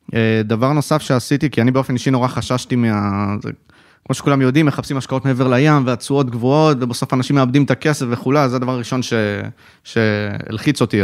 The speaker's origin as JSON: {"language": "Hebrew", "town": "Haifa", "region": "Haifa District", "country": "Israel", "tie": "born or raised there", "said": "גרתי כל חיי בחיפה, למדתי בחיפה, שירתתי בחיפה, חיפאי בנשמה"}